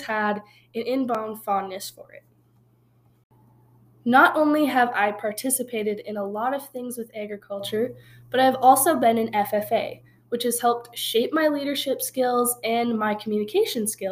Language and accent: English; northeastern Montana, United States; moved away as an adult; now in Laramie, United States; I've grown up on a ranch my whole life in the very northeastern corner of Montana